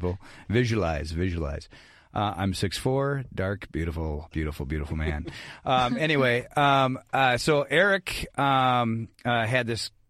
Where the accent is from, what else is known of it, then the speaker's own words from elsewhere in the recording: Ireland; I'm Irish, so I talk forever